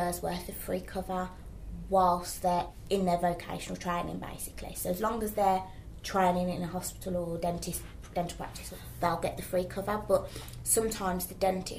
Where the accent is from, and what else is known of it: United Kingdom; accent: Midlands